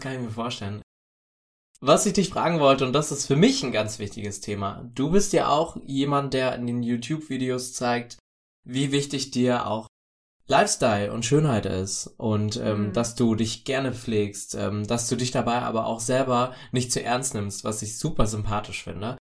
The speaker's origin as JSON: {"language": "German", "area": "the East", "region": "eastern Germany", "country": "Germany", "tie": "born or raised there", "said": "ich komme aus dem Osten, ich bin da groß geworden"}